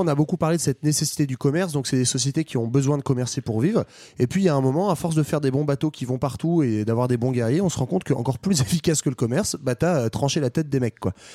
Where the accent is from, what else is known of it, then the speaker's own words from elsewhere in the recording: France; chez nous, en France